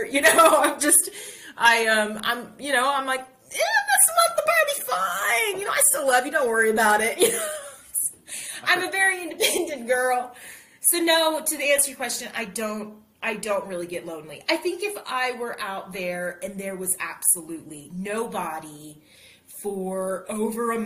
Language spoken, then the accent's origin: English; United States; also born or lived in Colorado; I'm American